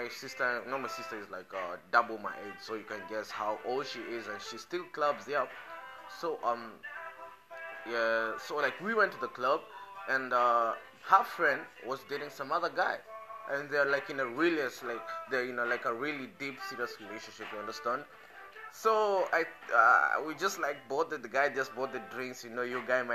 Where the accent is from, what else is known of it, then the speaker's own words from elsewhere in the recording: Kenya; I speak as a Kenyan. I understand how my country people behave